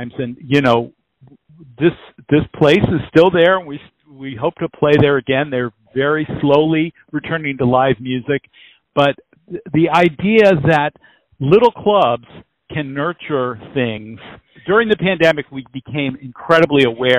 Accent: McLean, Virginia, United States; I grew up in McLean, Virginia, right outside of D.C.

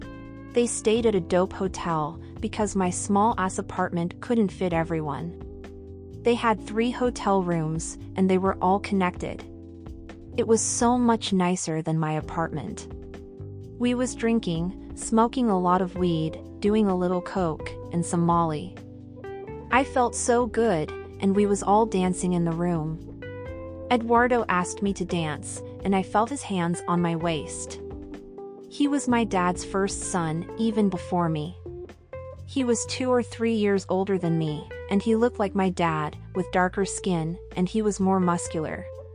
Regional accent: New York City, New York, United States; So, as a kid, I remember growing up in Washington Heights, New York City, and then in the summer, we would go to DR and see my mom's family

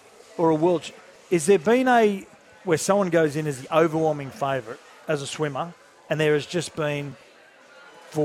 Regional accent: Australia; as proud as I am as an Australian

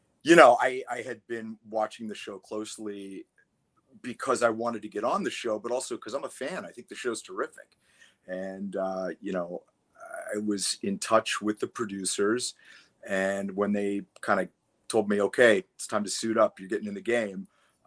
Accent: New Castle, Pennsylvania, United States; moved away; I'm from Western Pennsylvania, a little city called Newcastle, which is kind of on the Ohio border. We're about 25 minutes from Youngstown and about 40 minutes from Pittsburgh. That's where I grew up.

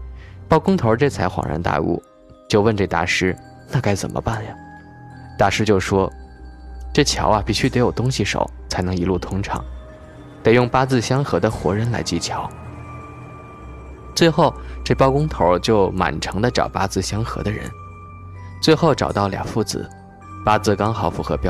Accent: Yibin, Sichuan, China; 这个故事发生在我老家，桥断了三回，是宜宾的人都知道这件事儿。

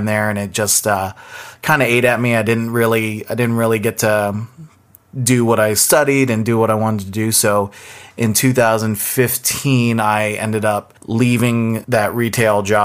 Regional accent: Northern Virginia, United States; moved away as an adult; also born or lived in Boston; I'm originally from the Washington, D.C. area, Northern Virginia. Grew up out there

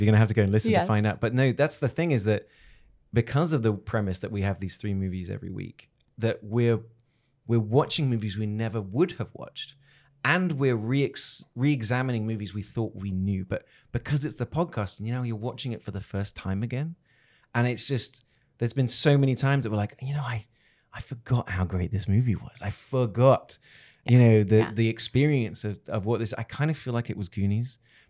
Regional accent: Hong Kong; born there; Then I was born in Hong Kong.

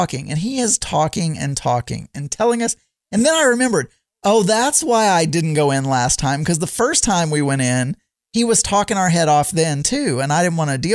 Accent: Arkansas, United States; moved away; also born or lived in Southern Missouri; I said, Arkansas

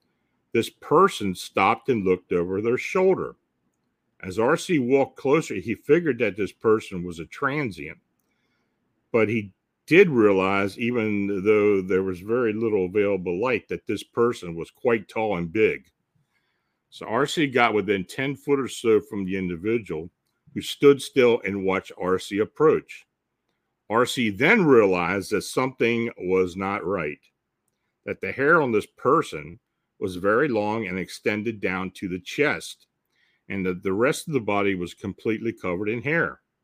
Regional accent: California, United States; I'm born and raised in the Bay Area, California, city life, in other words. I have never been camping.

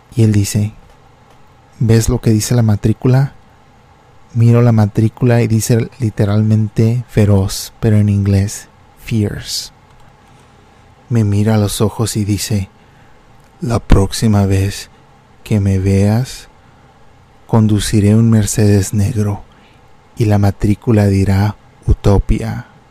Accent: Reynosa, Tamaulipas, Mexico; moved away; yo estaba en la frontera de México

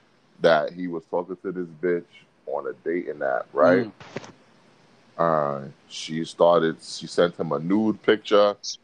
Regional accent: New York City, New York, United States; I grew up in Bed-Stuy, Brooklyn

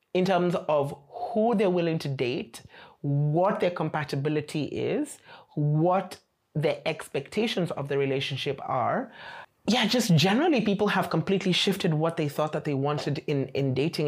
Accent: Nairobi, Kenya; moved away as an adult; now in Beijing, China; I come from Nairobi, Kenya, and I've been in China for four and a half years.

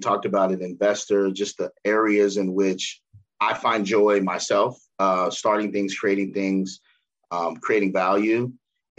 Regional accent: Cincinnati, Ohio, United States; I born and raised in Cincinnati, middle class, both my parents working

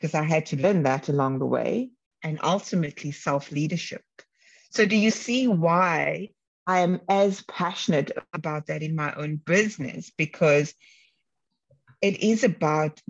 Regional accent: Cape Town, Western Cape, South Africa; where I grew up in Cape Town, the Bronx of Cape Town.

